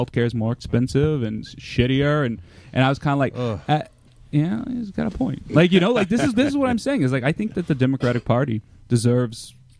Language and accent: English; Texas, United States; I'm a Texan too.